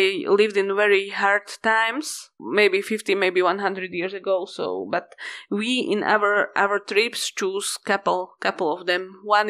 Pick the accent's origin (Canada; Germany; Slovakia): Slovakia; Kláštor pod Znievom, Žilina Region; one side is that I was born in Klaštor pod Znievom and I raised there. And the other stuff is that the village is like very small town and it's very important from the point of Slovak history and culture.